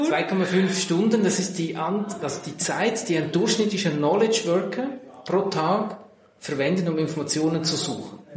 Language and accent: German; Central Switzerland, Switzerland; Ich bin in der Innerschweiz in einem Landgasthof aufgewachsen, habe dann Kfz-Mechaniker gelernt, dann Diplom-Ingenieur gemacht